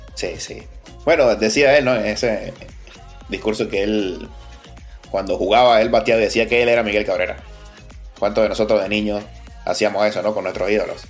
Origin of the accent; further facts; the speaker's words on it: Venezuela; como venezolano